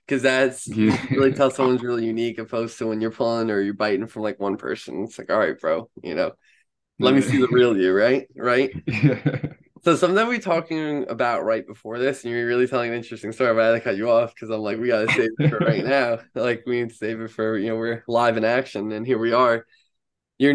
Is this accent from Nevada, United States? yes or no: no; Long Island, New York, United States; growing up here on Long Island